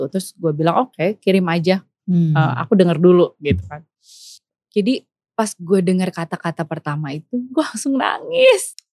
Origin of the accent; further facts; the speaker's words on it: Bandung, West Java, Indonesia; born there; Gue lahir di sini